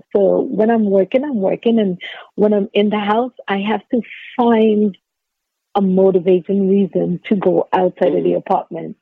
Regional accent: Trinidad & Tobago; I grew up in Trinidad and Tobago

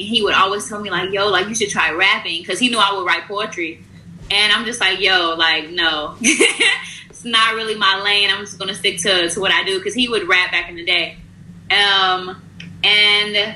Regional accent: Blue Island, Illinois, United States; also born or lived in Evergreen Park, Illinois / Calumet Park, Illinois; we moved to Blue Island, and back in the day, it was mostly Hispanic and Blacks, majority Hispanics. Now, because I still live in Blue Island now

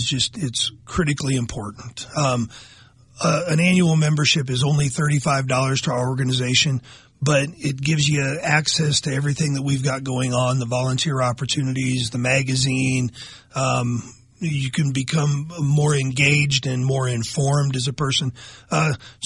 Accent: Nebraska, United States; growing up in Nebraska, hunting and fishing with my dad and my grandparents

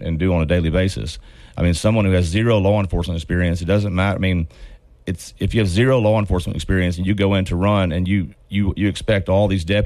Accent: Caddo Parish, Louisiana, United States; I was born and raised in Caddo Parish.

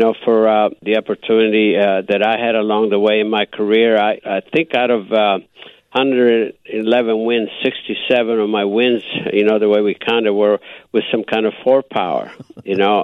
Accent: Istrian Peninsula, Istria County, Croatia; accent: Istrian dialect; now in United States; he spoke the same dialect as I do up in the Istrian Peninsula.

